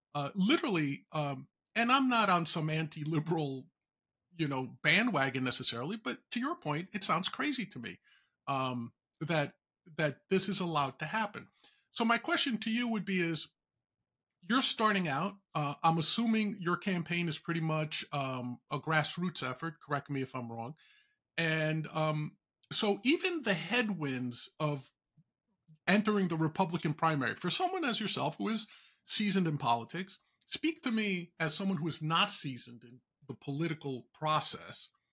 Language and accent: English; New York, United States; a native New Yorker